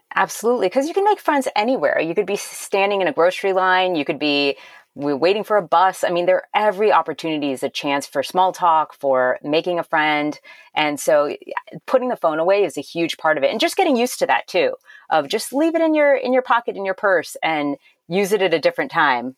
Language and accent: English; Miami, Florida, United States; also born or lived in Massachusetts / Maryland / Ohio / California; now in Wilmette, United States; I'm originally from Miami, Florida, but we lived in Massachusetts, Maryland, Ohio, California, Illinois, Tennessee, and then we moved back to Illinois